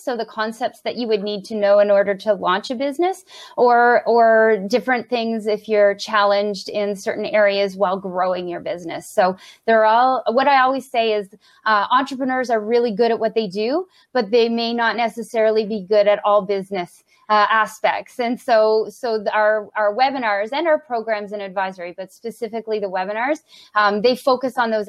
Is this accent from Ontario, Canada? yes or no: yes; Brockville, Ontario, Canada; moved away as an adult; now in Ottawa, Canada; I was working for the small business enterprise center in my hometown of Brockville.